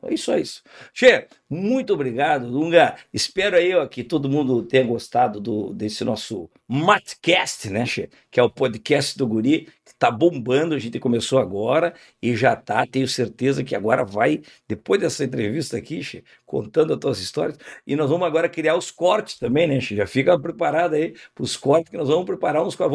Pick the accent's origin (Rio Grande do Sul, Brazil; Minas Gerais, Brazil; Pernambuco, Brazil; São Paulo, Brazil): Rio Grande do Sul, Brazil; Uruguaiana; Quando eu era piá, lá em Uruguaiana